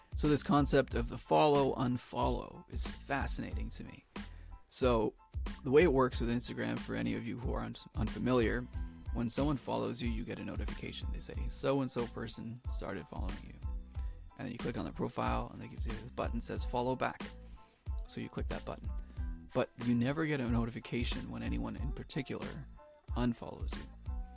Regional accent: Toronto, Ontario, Canada; I'm from Toronto, Ontario, in Canada

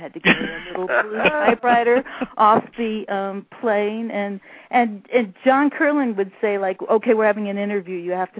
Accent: California, United States; I'm a girl from California.

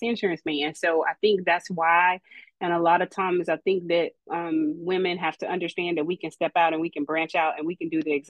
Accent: Louisiana, United States; I come from Louisiana, so born and raised Louisiana

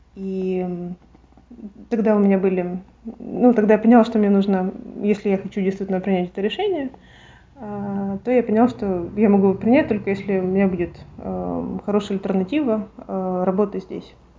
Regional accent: Kharkiv, Kharkiv Oblast, Ukraine; now in Stockholm, Sweden; я из Харькова

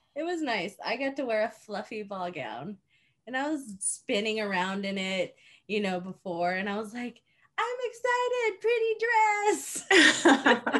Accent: Japan; moved away; I grew up in Japan

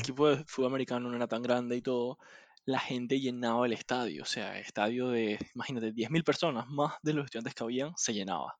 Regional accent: Panama; also born or lived in United States; uno no está acostumbrado como panameño

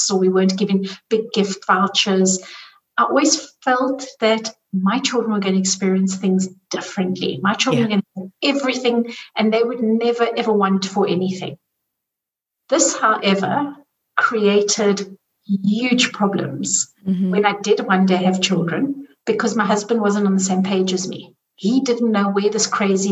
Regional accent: South Africa; I grew up in South Africa

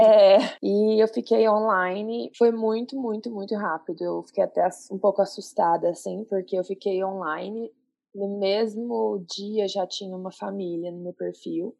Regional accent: Goiânia, Goiás, Brazil; moved away as an adult; also born or lived in Denver, Colorado; now in Colorado, United States; eu sou de Goiânia e moro aqui nos Estados Unidos já vai fazer cinco anos

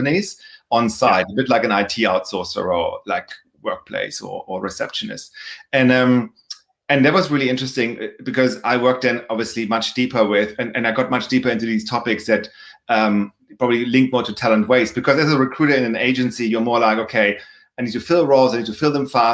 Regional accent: Germany; moved away; as anybody can probably tell by my accent, also by my last name, I'm from Germany originally. So I started my career there

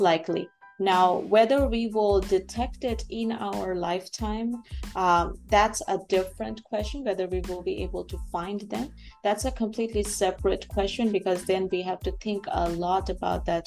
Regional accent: Bangladesh; moved away as an adult; also born or lived in United States; now in Canada; I am uh, born and raised in Bangladesh.

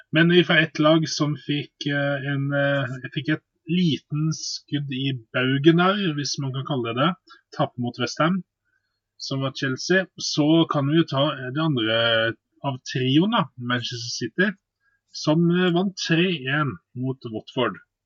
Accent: Bergen, Vestland, Norway; jeg er jo bergenser

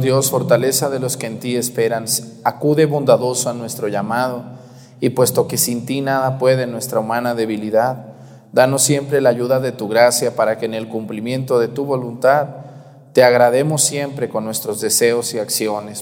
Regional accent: Mexticacán, Jalisco, Mexico; now in La Mojonera, Mexico; mi pueblo Mestigacán

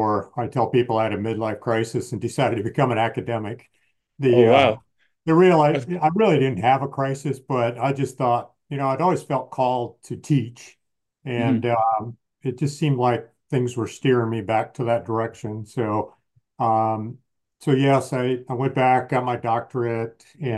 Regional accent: Michigan, United States; grew up in the Midwest in Michigan

